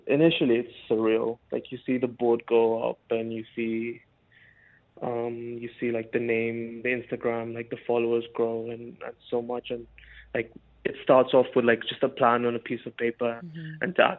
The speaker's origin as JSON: {"language": "English", "town": "Mombasa", "region": "Mombasa County", "country": "Kenya", "tie": "born or raised there", "lives_now": "Dubai, United Arab Emirates", "said": "So growing up, I mean, we grew up in a very North Indian Punjabi family. So we ate mainly North Indian food."}